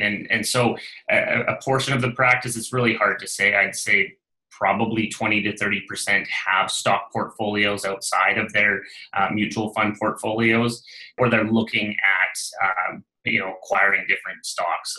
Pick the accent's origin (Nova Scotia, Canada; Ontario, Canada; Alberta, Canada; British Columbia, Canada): British Columbia, Canada; Northern; I was from Northern BC and, you know, born and raised in the area